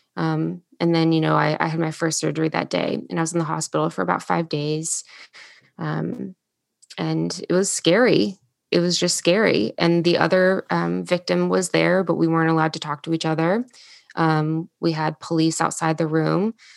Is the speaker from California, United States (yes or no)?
no; Salem, Virginia, United States; moved away as an adult; now in Charleston, United States; I grew up, um, actually in Southwest Virginia, um, in a town called Salem. It's right outside of Roanoke